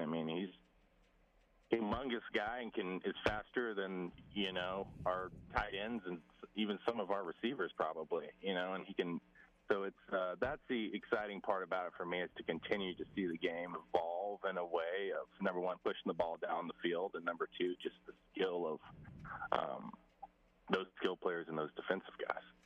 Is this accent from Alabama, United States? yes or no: yes; Saraland, Alabama, United States; moved away as an adult; also born or lived in Stanford, California; to represent Saraland in my hometown